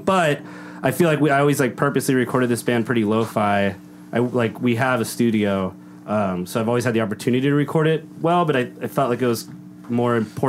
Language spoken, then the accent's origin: English; Downey, California, United States; my family and people I grew up with in Downey